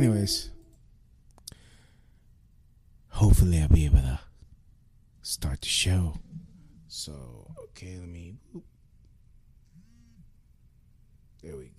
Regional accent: New York City, New York, United States; I'm from Brooklyn.

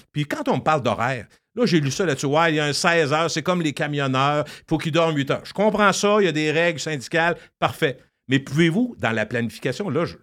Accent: Quebec City, Quebec, Canada; Je viens de Loretteville, fier la, rue Racine

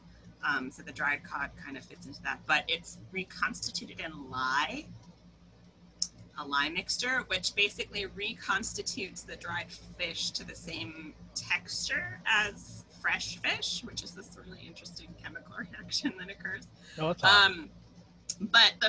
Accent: Fargo, North Dakota, United States; I'm actually originally from North Dakota, Fargo

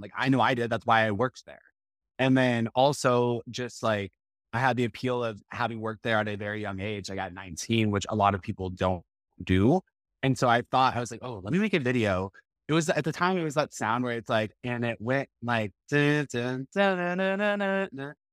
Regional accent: Texas, United States; I grew up in Hodo, Texas, which is a suburb of Boston

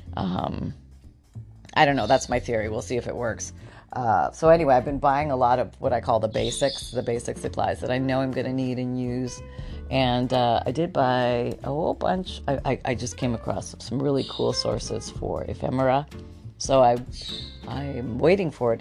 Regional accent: Canada; moved away; I grew up in Canada, so I remember some pretty pretty frigid winters

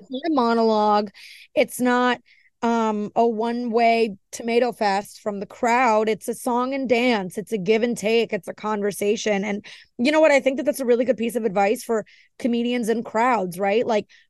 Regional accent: New York, United States; I'm an Italian from New York, so I relate to how he just is.

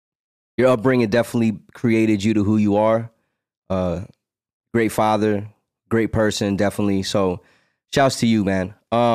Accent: Las Vegas, Nevada, United States; And then we're like, we're from Vegas. And they thought we were aliens.

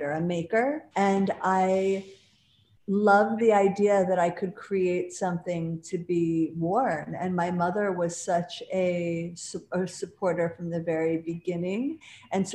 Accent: Buffalo, New York, United States; now in Manhattan, United States; I'm from Buffalo

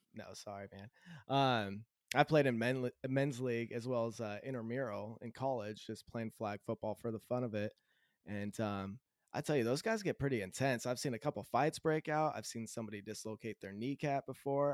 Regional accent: Southern California, United States; also born or lived in Idaho / greater Seattle area; now in Seattle area, United States; I was born in Southern California, and uh, my my mom, dad, brother, sister, all grew up in Southern California.

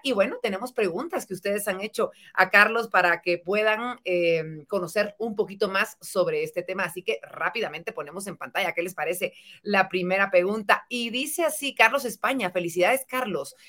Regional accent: Guatemala; nuestra bella Guatemala

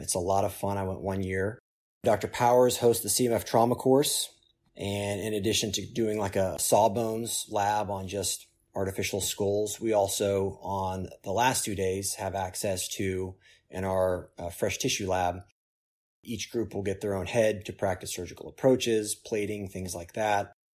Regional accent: Oklahoma City, Oklahoma, United States; now in Durham, United States; where I grew up in Oklahoma City

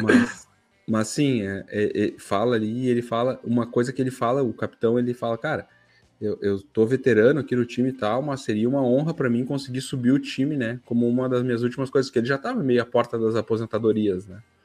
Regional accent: Brazil; a gente é brasileiro

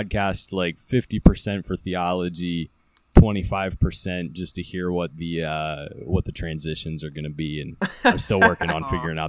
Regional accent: Maryland, United States; I'm from Carroll County, so just cows around here.

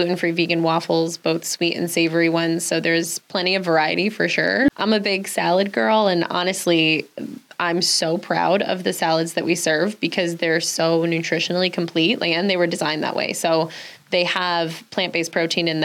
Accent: Westchester, New York, United States; moved away as an adult; now in Saratoga Springs, United States; I'm originally from Westchester. My family still lives down there

